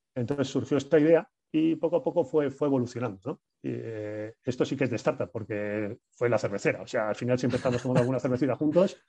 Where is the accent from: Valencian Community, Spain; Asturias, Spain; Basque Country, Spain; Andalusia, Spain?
Basque Country, Spain; Bilbao; somos cuatro amigos, somos de Bilbao